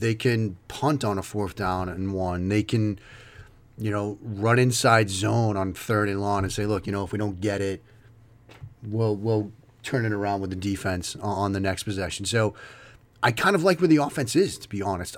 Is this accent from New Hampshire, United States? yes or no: no; Waltham, Massachusetts, United States; you hear the accent. If you listen to this, you know, I grew up around Boston in the Wal, in Waltham.